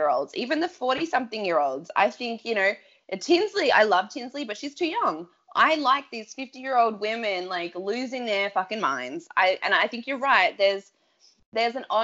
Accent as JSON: {"language": "English", "country": "Australia", "said": "as an Aussie"}